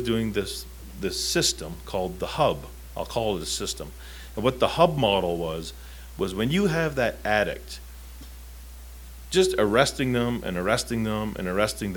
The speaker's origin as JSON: {"language": "English", "region": "Southern Ontario", "country": "Canada", "tie": "born or raised there", "said": "Growing up in Southern Ontario, that close to New York State"}